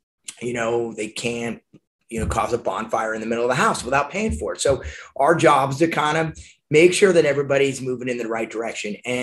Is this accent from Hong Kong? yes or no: no; Newport Beach, California, United States; moved away as an adult; also born or lived in Arizona; I'm from Newport Beach, California, and I was going to the University of Arizona